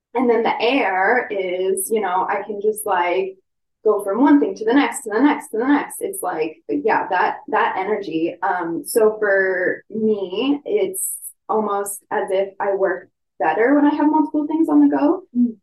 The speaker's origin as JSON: {"language": "English", "region": "Ontario", "country": "Canada", "moved": "yes", "said": "I'm from Ontario originally."}